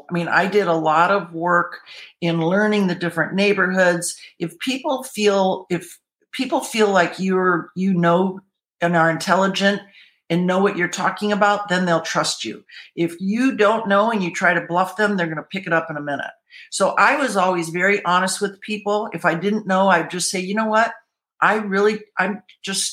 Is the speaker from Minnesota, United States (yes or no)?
no; Michigan, United States; moved away as an adult; also born or lived in Colorado; now in California, United States; I'm originally from Michigan, then moved to Colorado